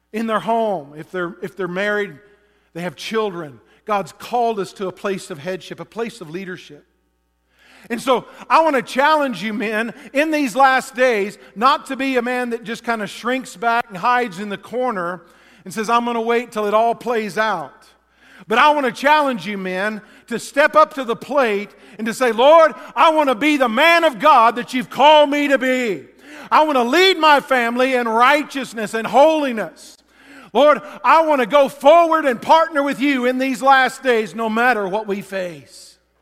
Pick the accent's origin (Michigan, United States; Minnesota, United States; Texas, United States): Texas, United States; now in Alaska, United States; growing up in Texas